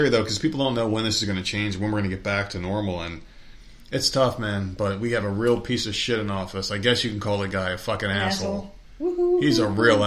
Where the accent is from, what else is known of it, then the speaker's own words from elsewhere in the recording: New Jersey, United States; moved away; also born or lived in New York; when I was growing up in Jersey